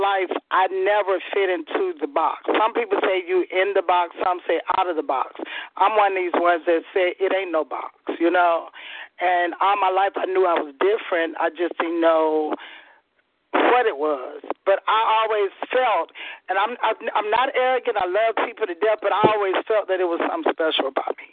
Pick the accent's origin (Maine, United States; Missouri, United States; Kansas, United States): Missouri, United States; St. Louis; also born or lived in California / New Orleans / Alabama; now in Georgia, United States; I'm from St. Louis.